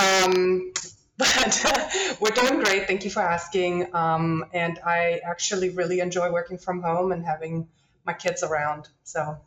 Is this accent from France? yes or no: no; Germany; also born or lived in Netherlands; now in Louisiana, United States; Not originally from here. I grew up in Germany